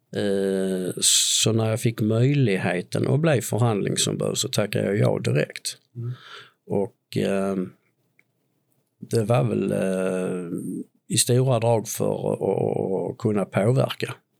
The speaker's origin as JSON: {"language": "Swedish", "town": "Tomelilla", "region": "Skåne", "country": "Sweden", "said": "jag är en påge från Tomelilla"}